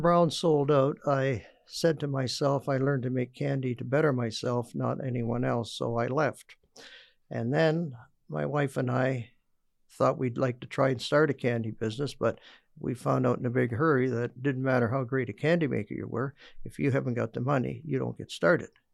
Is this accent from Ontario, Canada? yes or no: yes; Stratford, Ontario, Canada; the famous candy man from Stratford, Ontario